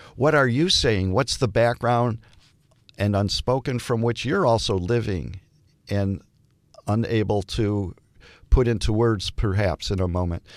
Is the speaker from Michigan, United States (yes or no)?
yes; Detroit, Michigan, United States; I'm from Detroit